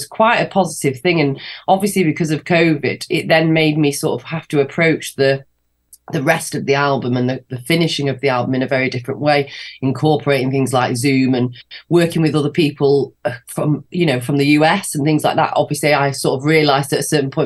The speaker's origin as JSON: {"language": "English", "town": "Manchester", "region": "North West England", "country": "United Kingdom", "tie": "born or raised there", "said": "the album launch show in Manchester, in my hometown"}